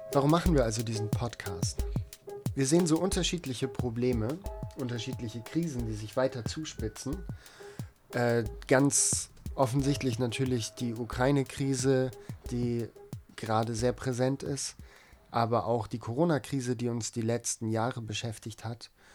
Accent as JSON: {"language": "German", "area": "East Frisia", "region": "Lower Saxony", "country": "Germany", "tie": "born or raised there", "said": "ich bin in Ostfriesland aufgewachsen am Meer"}